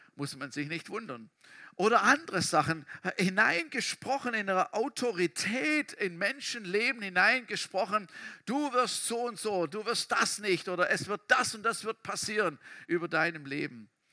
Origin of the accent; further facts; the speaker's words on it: Germany; wir Deutsche